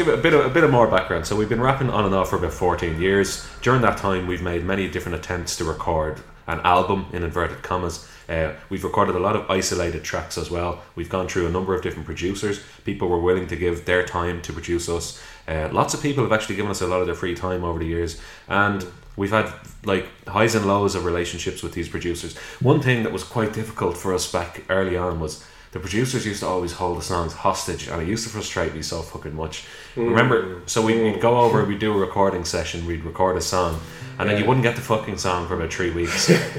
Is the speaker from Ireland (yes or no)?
yes; Dublin, Leinster, Ireland; up in South Dublin, and we went to the same primary school.